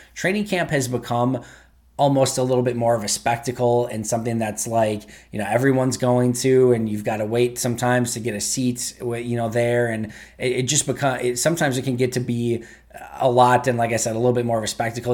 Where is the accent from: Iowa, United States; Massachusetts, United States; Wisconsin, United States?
Wisconsin, United States; Green Bay; also born or lived in Manitowoc / Oshkosh / Madison; I am somebody who is basically born and raised in Green Bay.